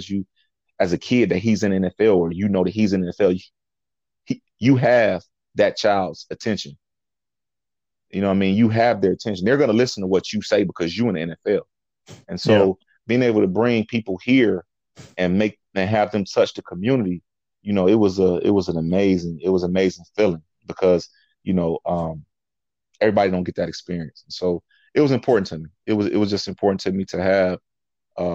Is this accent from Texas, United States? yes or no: no; Toledo, Ohio, United States; I'm from the city. I'm from Avondale. I'm from the south side of Toledo.